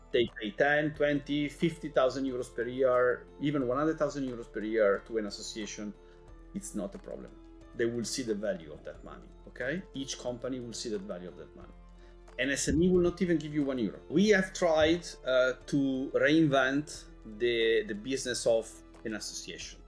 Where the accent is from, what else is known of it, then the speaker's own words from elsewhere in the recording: Italy; moved away as an adult; now in Brussels, Belgium; I come from Italy